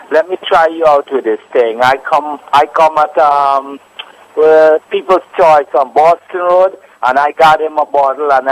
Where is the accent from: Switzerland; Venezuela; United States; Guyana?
Guyana; I'm a I'm from Guyana, right?